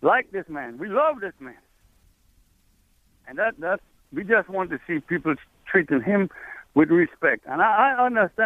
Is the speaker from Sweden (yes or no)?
no; Trinidad & Tobago; moved away as an adult; now in United States; in Trinidad, when I was a kid, we had a president, a prime minister, that stopped all imports